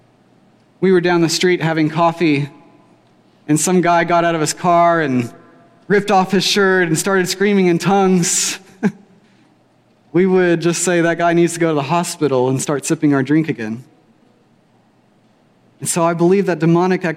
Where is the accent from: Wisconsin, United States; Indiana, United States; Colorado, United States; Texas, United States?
Texas, United States; Weatherford; I grew up here in Weatherford from about age 12 on